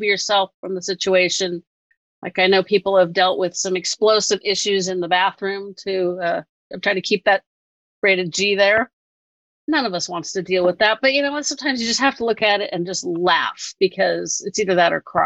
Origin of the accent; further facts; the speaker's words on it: Northern California, United States; I'm from Northern California and I'm not that far from Berkeley